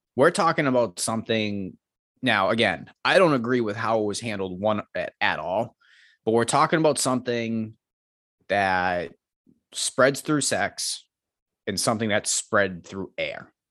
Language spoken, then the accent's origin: English; Medford, Massachusetts, United States; moved away as an adult; now in Milton, United States; I grew up in Medford, I live in Milton now